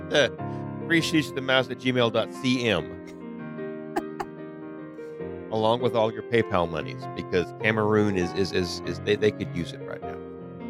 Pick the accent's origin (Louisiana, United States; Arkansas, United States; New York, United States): Arkansas, United States; I'm an ignorant ginger from Arkansas.